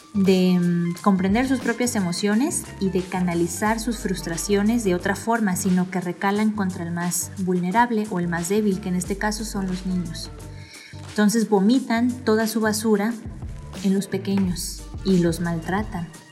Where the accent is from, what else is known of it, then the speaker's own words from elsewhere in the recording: Manzanillo, Colima, Mexico; now in Guadalajara, Mexico; tengo que aprender el léxico de aquí de Guadalajara, yo soy de Manzanillo